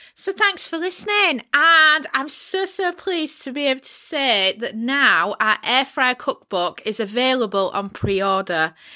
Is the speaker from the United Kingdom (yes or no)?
yes; United Kingdom